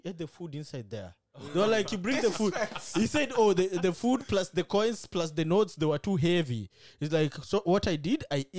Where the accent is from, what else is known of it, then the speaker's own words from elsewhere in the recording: Kenya; moved away; also born or lived in Uganda; But I'm Kenyan.